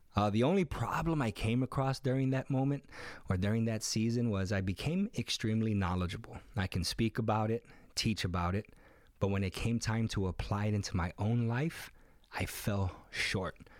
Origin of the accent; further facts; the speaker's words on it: Chicago, Illinois, United States; moved away as an adult; now in San Diego, United States; I was born here in sunny San Diego, California, where we currently reside, but I grew up in Humble Park, the west side of Chicago, from the age of two up until about seventeen or eighteen